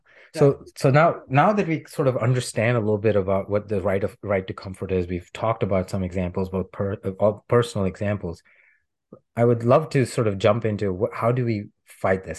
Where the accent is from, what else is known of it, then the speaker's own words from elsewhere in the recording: India; moved away as an adult; now in United States; growing up in India, where right to comfort and privilege is there